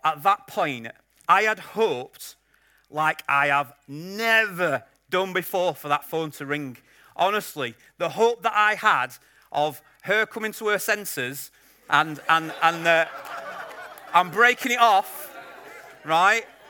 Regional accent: Yorkshire and the Humber, United Kingdom; I'm a Yorkshireman

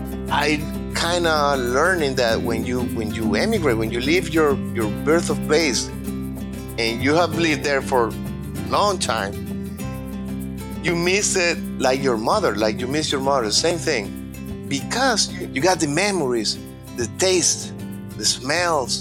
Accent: Maracay, Aragua, Venezuela; English is a second language; moved away as an adult; also born or lived in Barquisimeto, Venezuela; now in Coral Springs, United States; I was born and raised in Maracay

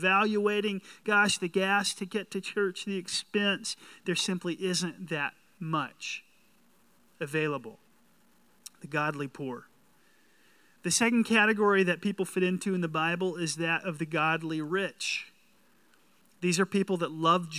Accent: the South, United States; I'm from the South

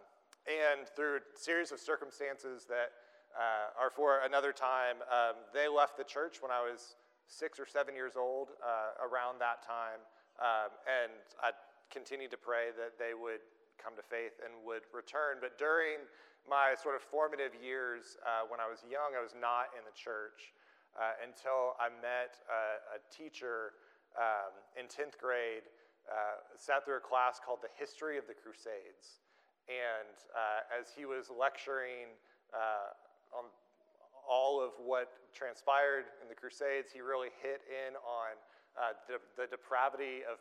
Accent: Oklahoma, United States; moved away; also born or lived in Cambridge, Massachusetts; I grew up in Oklahoma, in the middle of that state, and was there through all of my childhood and went to the University of Oklahoma

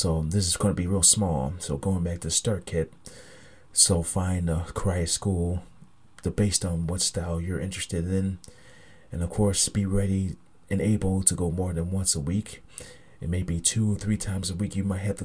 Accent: Niagara Falls, New York, United States; my hometown of Niagara Falls, New York

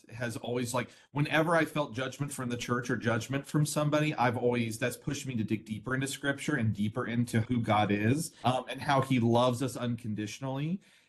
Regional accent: Midwest, United States; I grew up in Midwest Christian culture, conservative Christian culture, and, you know, raised in a Baptist church.

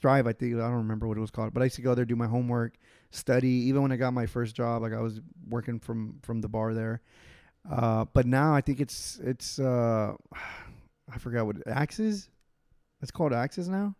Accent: Houston, Texas, United States; it's my hometown

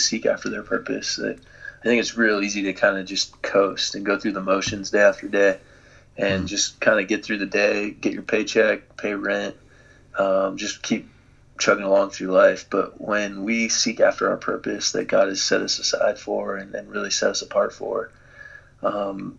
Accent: Dallas, Texas, United States; moved away; I grew up in Dallas, Texas, kind of the Bible Belt

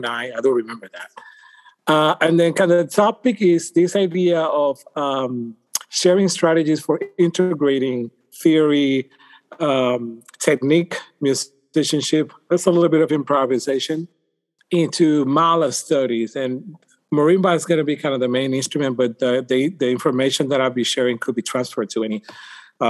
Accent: Puerto Rico; moved away as an adult; now in United States; I'm from Puerto Rico

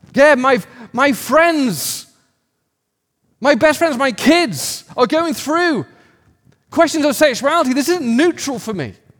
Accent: United Kingdom; now in United States; I'm an American, but a new one. And so I've got this cultural British thing going on

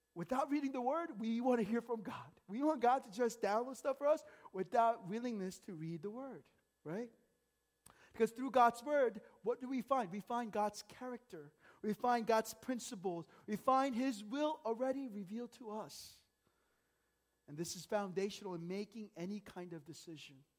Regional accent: United States; growing up in America

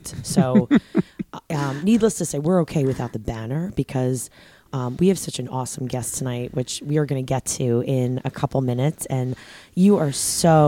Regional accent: Long Island, New York, United States; we're both Long Island people

